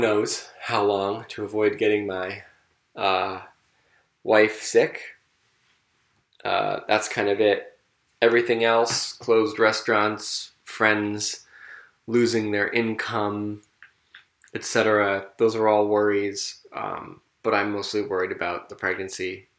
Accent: South Burlington, Vermont, United States; my hometown of South Burlington, Vermont

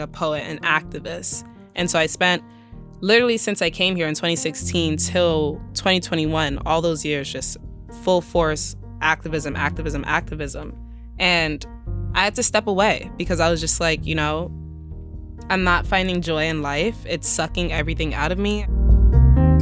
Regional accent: New York City, New York, United States; I grew up in the Bronx

